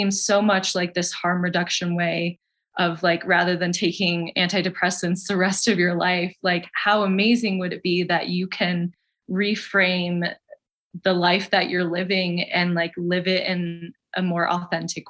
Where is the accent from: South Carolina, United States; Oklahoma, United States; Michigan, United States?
Michigan, United States; now in Colorado, United States; I'm from Michigan originally